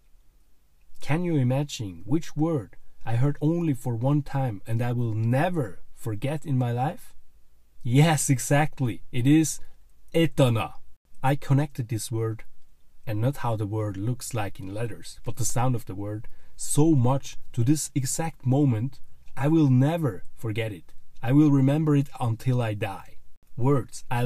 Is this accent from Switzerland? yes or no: yes; Switzerland; first language German; English is a second language; I'm from Switzerland with native language German